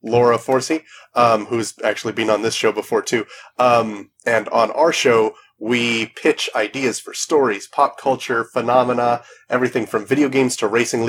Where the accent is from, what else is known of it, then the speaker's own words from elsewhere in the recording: Toronto, Ontario, Canada; I'm from Toronto